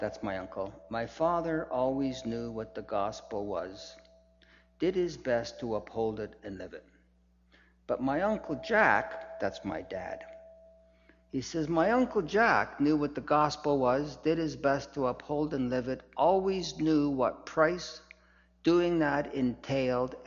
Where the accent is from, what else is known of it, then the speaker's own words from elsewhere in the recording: Edmonton, Alberta, Canada; When we lived in Edmonton, I was born in Edmonton